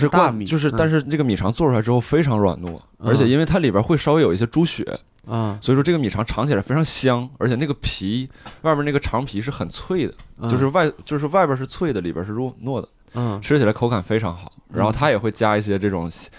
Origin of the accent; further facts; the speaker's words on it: Changchun, Jilin, China; 我是长春的